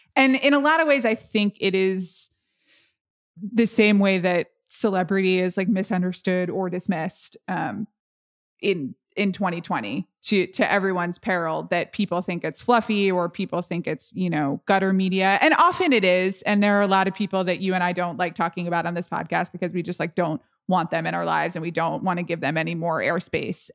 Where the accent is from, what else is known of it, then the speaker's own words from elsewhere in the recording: United States; I'm really American